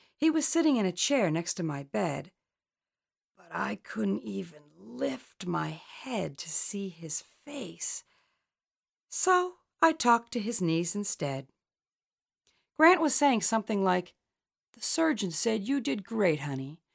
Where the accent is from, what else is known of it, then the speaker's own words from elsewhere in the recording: Collingswood, New Jersey, United States; growing up in Collingswood, New Jersey.